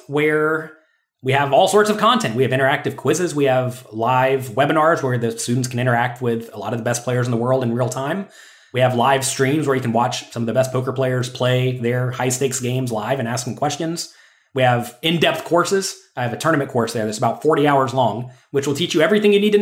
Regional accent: Pensacola, Florida, United States; I was born in Pensacola, Florida.

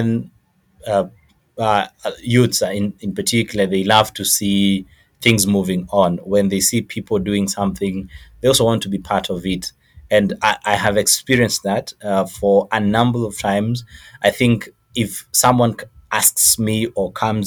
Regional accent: Rwanda; also born or lived in Kenya; now in Nairobi, Kenya; I'm a refugee from Rwanda. We came here quite some years ago in Kenya.

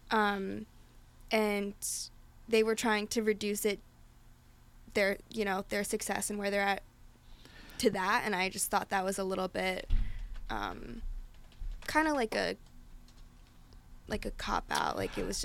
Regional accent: Philadelphia, Pennsylvania, United States; we're both from Philly

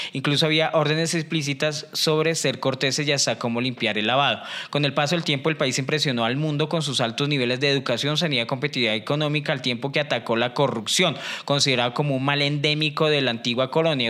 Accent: Colombia; soy el último colombiano

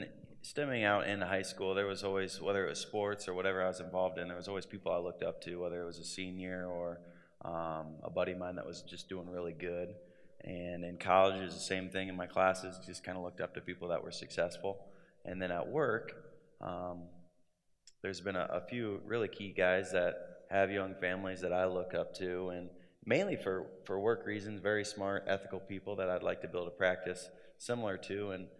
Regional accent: Grundy Center, Iowa, United States; Yeah, I grew up in Grundy Center.

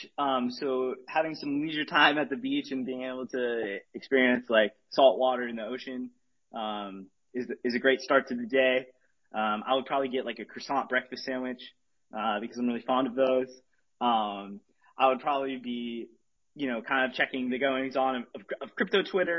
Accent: Arizona, United States; now in California, United States; I grew up in Arizona, which I think, but I live in California now

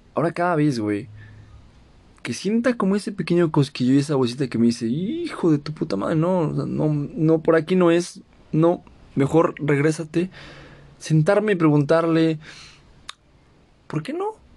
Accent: Mexico; soy mexicano

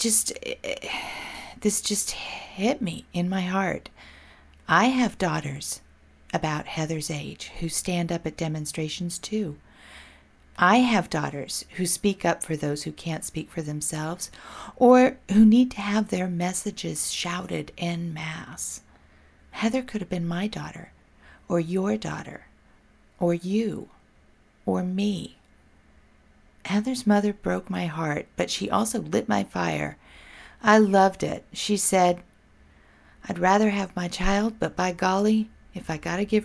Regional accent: Portland, Oregon, United States; here in my home state, Portland, Oregon

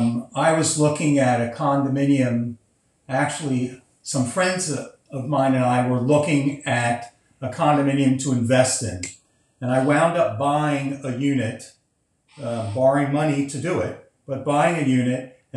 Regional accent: Miami, Florida, United States; I'm a second generation Miamian, so my children are third generation Miamians.

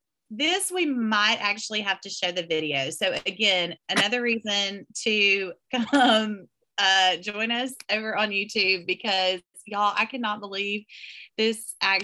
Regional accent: Arkansas, United States; I grew up in Arkansas.

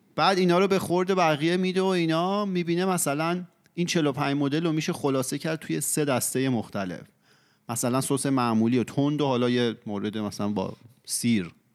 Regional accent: Iran; تو فرهنگ ایران بزرگ شدیم و ایرانی هستیم

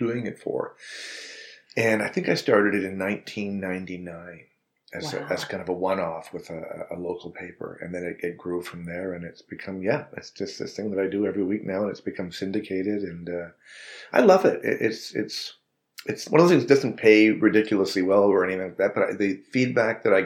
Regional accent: Canada; being a Canadian actor

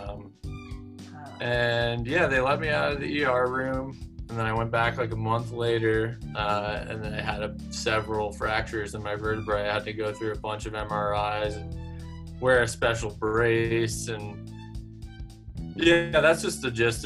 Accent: Tivoli, New York, United States; moved away as an adult; I grew up in New York

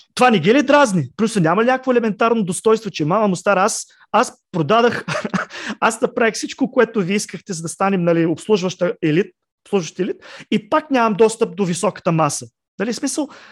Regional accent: Plovdiv, Plovdiv Province, Bulgaria; аз лично съм от Пловдив

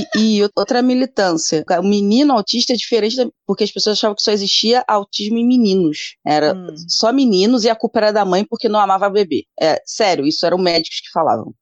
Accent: Rio de Janeiro, Brazil; sou do Rio, Rio de Janeiro

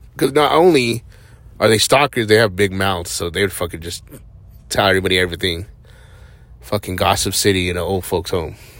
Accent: Hatch, New Mexico, United States; moved away; I grew up in Hatch, New Mexico, which is super small.

